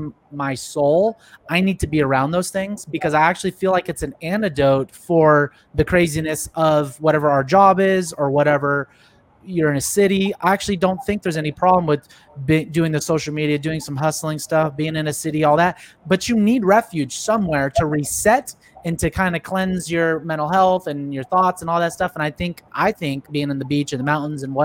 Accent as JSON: {"language": "English", "town": "San Jose", "region": "California", "country": "United States", "moved": "as an adult", "lives_now": "Texas, United States", "said": "I'm from the Bay Area, San Jose, Silicon Valley"}